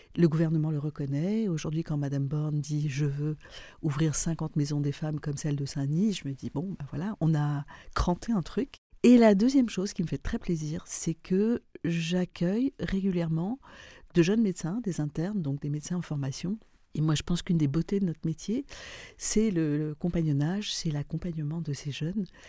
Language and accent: French; Lebanon; moved away as an adult; also born or lived in Paris; now in France; je suis libanaise.